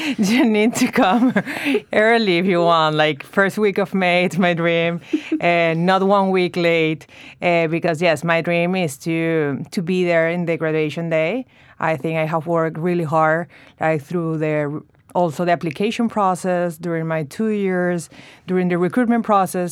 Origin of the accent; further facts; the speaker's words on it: Venezuela; moved away as an adult; also born or lived in Chicago, United States; now in New York, United States; I'm from Venezuela, and we moved to the States four years ago, my husband